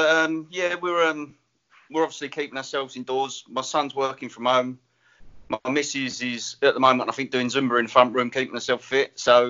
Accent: Enfield, London, United Kingdom; Well, you're northern to me, aren't you? I'm from Enfield.

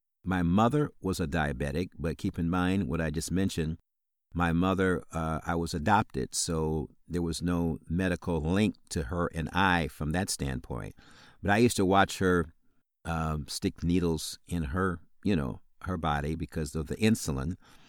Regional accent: Illinois, United States; So once again … I'm from Illinois, as I indicated, right outside of Chicago.

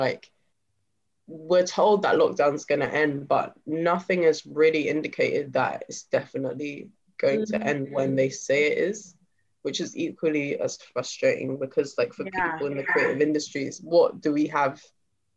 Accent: London, United Kingdom; So the area that I've grown up in is Acton.

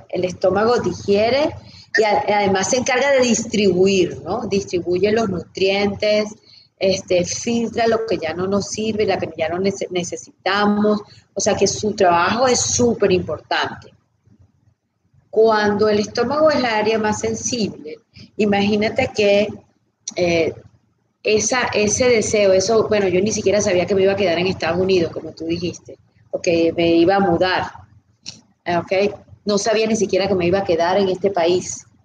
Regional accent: Venezuela; now in United States; yo no tuve cierre de cuando me mudé de Venezuela

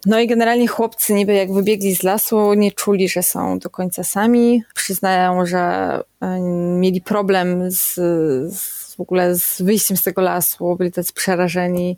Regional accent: Kędzierzyn-Koźle, Opole Voivodeship, Poland; jestem dziewczyna z Kędzierzyna

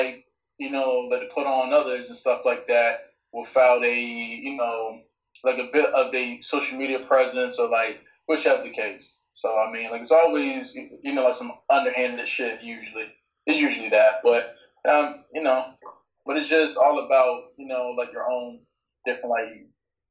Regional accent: Norfolk, Virginia, United States; growing up in Virginia, particularly like Norfolk

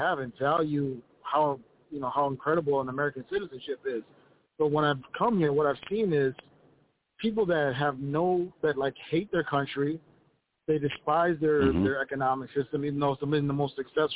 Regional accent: Ethiopia; now in Minnesota, United States; I'm an immigrant to this country. I came from a communist country called Ethiopia.

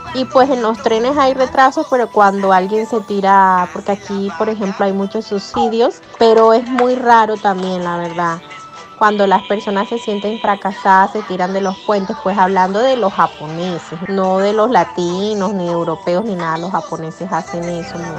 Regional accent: Colombia; now in Japan; extraño mucho las rumbas de Colombia

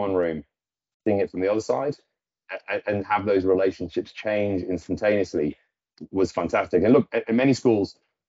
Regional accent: Newcastle, North East England, United Kingdom; No, I'm actually from Newcastle. Not that you'd guess. But so I went to school in Newcastle, and my mother's Norwegian.

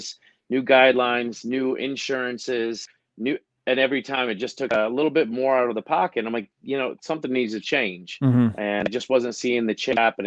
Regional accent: Horseheads, New York, United States; moved away as an adult; also born or lived in Germany / Augusta, Georgia / Atlanta, Georgia; I grew up here in Horsehead High School

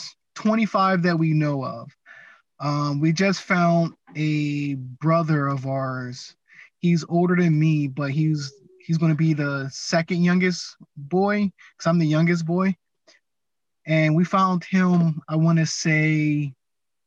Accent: Atlantic City, New Jersey, United States; moved away as an adult; I'm born and raised in Atlantic City, New Jersey. Moved out of there, I want to say, after like 19 years.

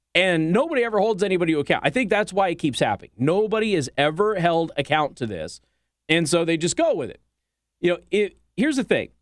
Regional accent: Southwest, United States; moved away; I'm from the Southwest

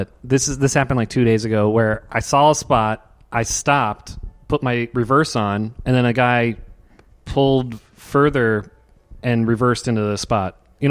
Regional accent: Virginia, United States; moved away as an adult; also born or lived in New York; I grew up in Virginia and I moved to New York to do comedy

